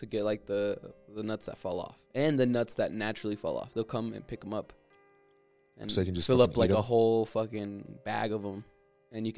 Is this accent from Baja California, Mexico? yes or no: no; Chihuahua, Mexico; I'm from Chihuahua, and so we have a pecan farm there